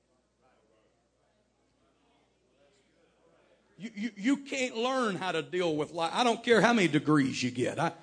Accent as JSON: {"language": "English", "region": "Texas", "country": "United States", "tie": "born or raised there", "said": "I was raised in Texas"}